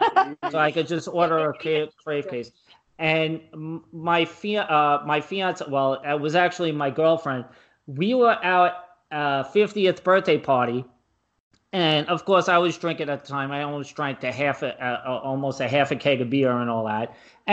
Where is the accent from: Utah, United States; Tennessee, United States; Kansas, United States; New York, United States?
New York, United States; New York City; I grew up in Brooklyn